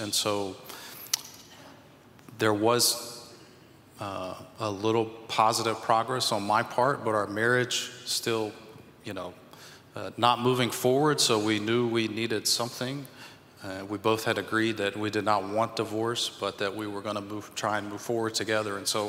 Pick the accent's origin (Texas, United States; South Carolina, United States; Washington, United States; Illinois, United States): South Carolina, United States; moved away; We're both from South Carolina. We're a military family. So we've been around the states for a while.